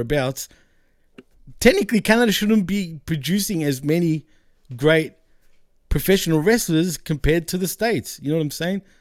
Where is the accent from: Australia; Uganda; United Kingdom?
Australia; I'm Australian